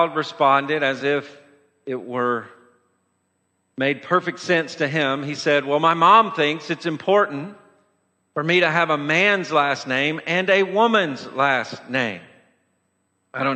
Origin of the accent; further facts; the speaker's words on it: Lewisburg, Tennessee, United States; growing up in Lewisburg, Tennessee